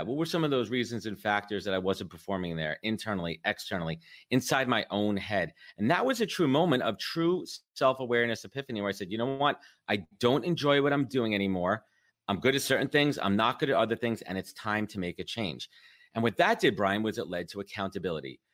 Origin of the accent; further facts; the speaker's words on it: New York, United States; I'm a born and raised in New York